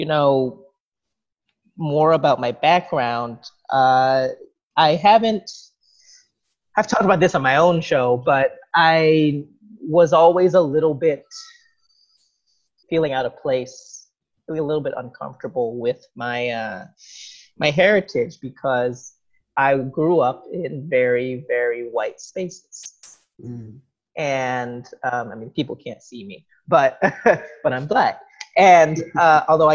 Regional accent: New York, United States; also born or lived in New Jersey / South Korea; I was born in New York, 1986, for those who are curious. And I've lived here pretty much my whole life

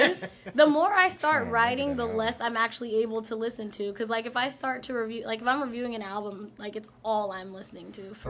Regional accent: North Carolina, United States; I'm from the South.

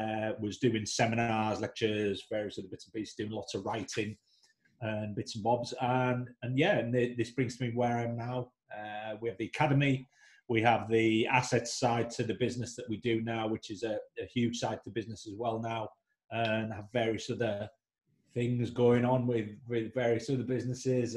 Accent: United Kingdom; moved away; also born or lived in Leeds / London; worked back up north in my hometown

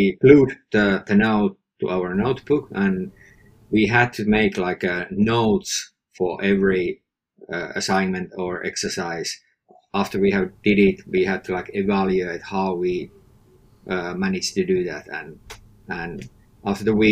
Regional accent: northern Finland, Finland; I live in Finland, northern Finland

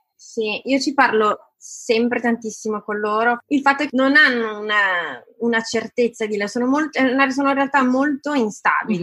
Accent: Italy; sono nata in Italia, ho fatto scuole italiane, mi sento italiana, son cresciuta a lasagne e tortellini

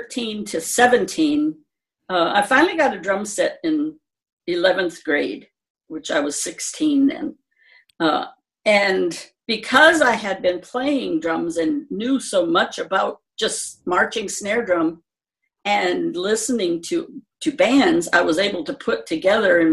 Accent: Michigan, United States; I joined the drum and bugle corps that we had in my hometown

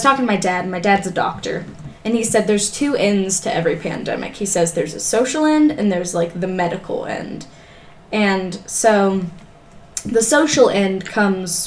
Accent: California, United States; now in Ohio, United States; I'm from California

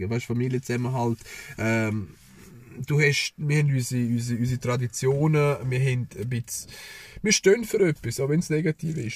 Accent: Serbia; now in Switzerland; bei uns in Serbien gibt es eine ganze Zeremonie, die 40 Tage lang geht.

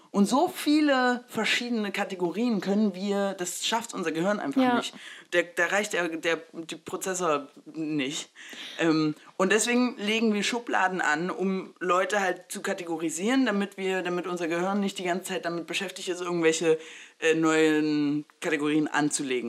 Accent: Saxony-Anhalt, Germany; also born or lived in Mexico; ich bin ja in Sachsen-Anhalt groß geworden

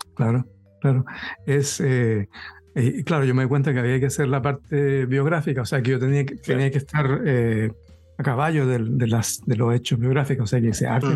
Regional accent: Chile; moved away; yo me fui de Chile al año 79

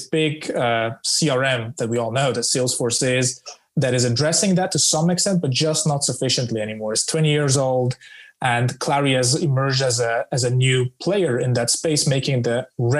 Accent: Switzerland; moved away as an adult; now in London, United Kingdom; I'm originally from Switzerland with roots in the Balkan

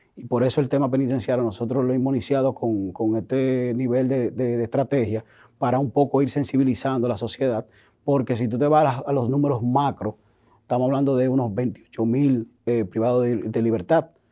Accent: Dominican Republic; Nosotros como sociedad dominicana

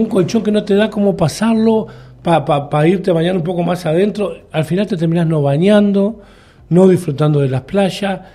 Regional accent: Uruguay

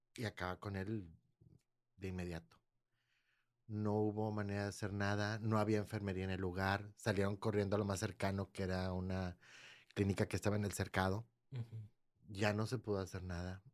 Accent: San Nicolás de los Garza, Nuevo León, Mexico; also born or lived in Monterrey; yo, yo crecí en San Nicolás

